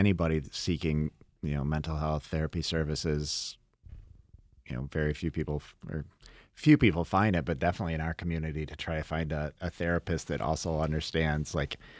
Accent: Dansville, New York, United States; now in Brighton, United States; I grew up in Dansville. You know, we're a town of 5,000 total people, and I live in Brighton, an affluent suburb.

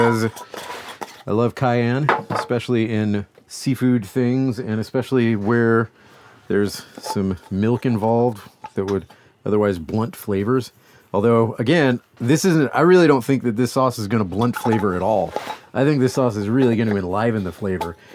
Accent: Louisiana, United States; I'm from Louisiana

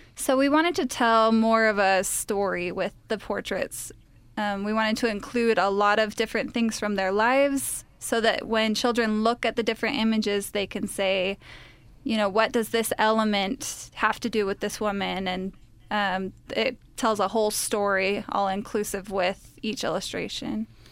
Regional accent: Utah, United States; I'm actually the only Utah of the three of us

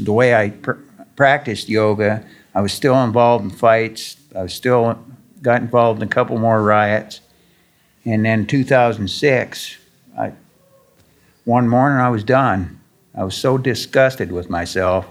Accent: Canada; moved away as an adult; also born or lived in California; I am Canadian. Incarcerated in California

